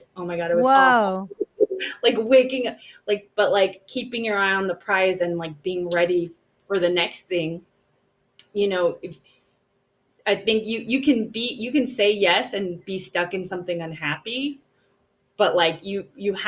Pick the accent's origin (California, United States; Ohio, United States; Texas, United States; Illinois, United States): California, United States; Los Angeles; also born or lived in Shanghai; I live pretty close to my hometown